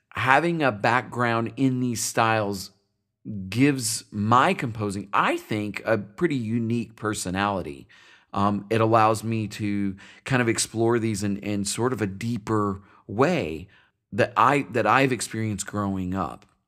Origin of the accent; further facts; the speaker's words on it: Paducah, Kentucky, United States; My hometown is Paducah, Kentucky